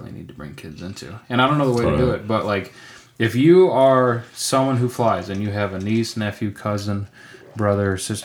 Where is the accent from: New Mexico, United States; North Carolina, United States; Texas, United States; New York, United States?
New York, United States; moved away; from the age of five until, you know, I moved away from New York